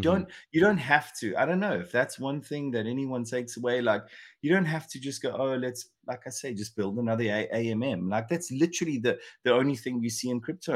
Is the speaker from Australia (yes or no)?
no; South Africa; moved away; also born or lived in England; I'm obviously South African born, but I spend a ton of time in England